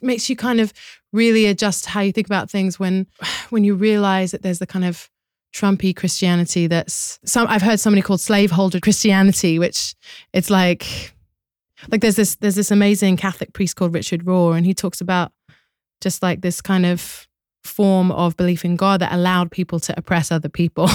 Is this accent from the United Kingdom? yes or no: yes; London, United Kingdom; moved away as an adult; now in United States; growing up in London